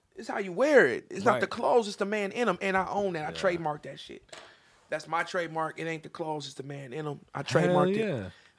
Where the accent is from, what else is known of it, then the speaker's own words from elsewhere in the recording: Topeka, Kansas, United States; now in California, United States; All the way in California. I'm from Topeka, Kansas.